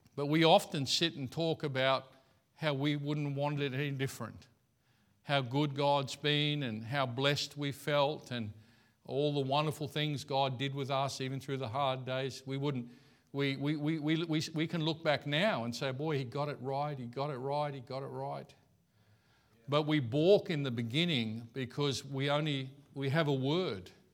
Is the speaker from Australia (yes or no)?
yes; Australia; I'm Aussie